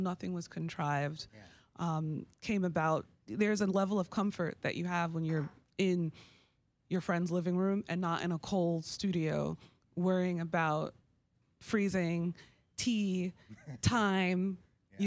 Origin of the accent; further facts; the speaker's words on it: New York, United States; growing up in New York, I was a hip hop baby